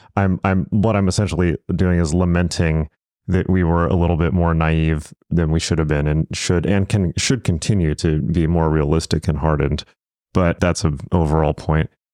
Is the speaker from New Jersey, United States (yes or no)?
no; Southern California, United States; I'm from Southern California. I'm from the West Coast